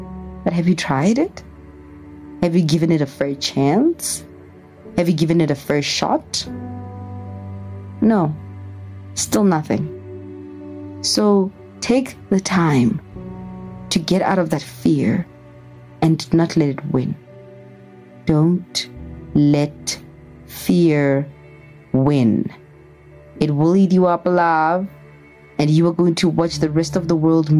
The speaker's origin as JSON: {"language": "English", "town": "Pretoria", "region": "Gauteng", "country": "South Africa", "moved": "yes", "said": "I'm a girl from Pretoria"}